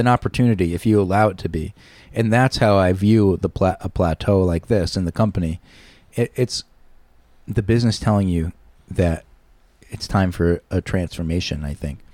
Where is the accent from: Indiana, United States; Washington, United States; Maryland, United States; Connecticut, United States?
Connecticut, United States; Shelton; I am a Shelton boy, born and raised in Shelton